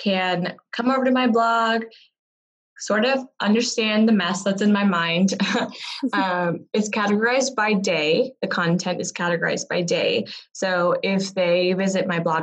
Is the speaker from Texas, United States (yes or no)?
yes; Texas, United States; also born or lived in South India / London; I was born in South India, moved to the U.S. as a kid, brought up in Texas